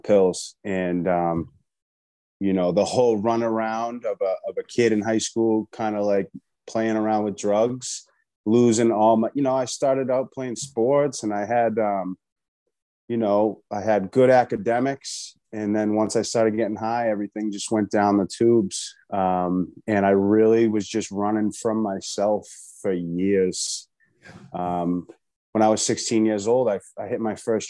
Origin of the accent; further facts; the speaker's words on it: Boston, Massachusetts, United States; So I'm from Boston, Massachusetts.